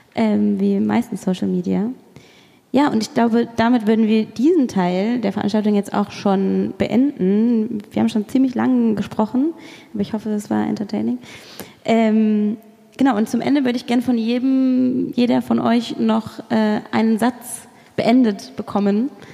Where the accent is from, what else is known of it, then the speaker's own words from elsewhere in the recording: Kassel, Hesse, Germany; moved away; ich bin in Kassel zur Schule gegangen, da ist die Dokumenta